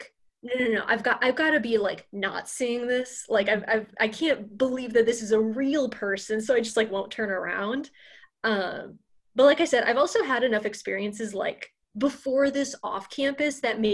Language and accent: English; St. Louis, Missouri, United States; moved away as an adult; now in Notre Dame, United States; I'm a sophomore from St. Louis, living in Flaherty